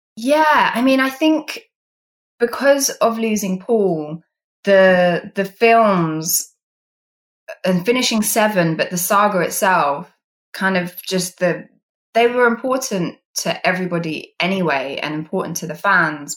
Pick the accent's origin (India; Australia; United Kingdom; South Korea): United Kingdom; as a British person